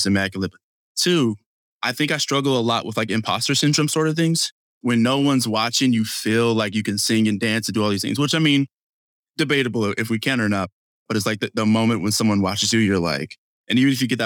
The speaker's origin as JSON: {"language": "English", "town": "Tucson", "region": "Arizona", "country": "United States", "tie": "born or raised there", "also_born_or_lived": "California", "said": "I'm from California, born in California, moved to Tucson, Arizona, where I was raised."}